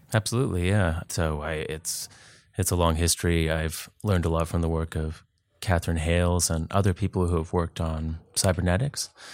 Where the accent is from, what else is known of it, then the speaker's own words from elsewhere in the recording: Duncan, British Columbia, Canada; moved away as an adult; also born or lived in Vancouver / Texas / New England; I grew up on Vancouver Island, lived in Vancouver for ten years, and then moved to the States, Texas, New England.